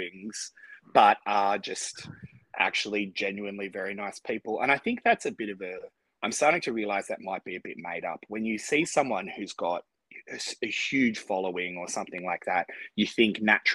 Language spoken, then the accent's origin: English; Australia; as an Aussie